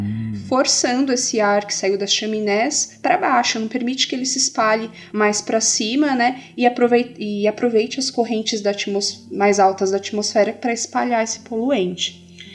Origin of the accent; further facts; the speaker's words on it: São Paulo, Brazil; moved away as an adult; now in Minas Gerais, Brazil; eu sou de São Paulo e estou em Minas há pouco tempo